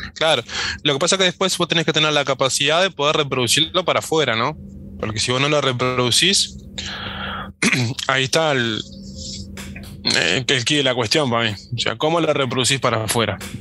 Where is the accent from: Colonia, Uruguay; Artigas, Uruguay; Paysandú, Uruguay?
Artigas, Uruguay; yo soy de Artigas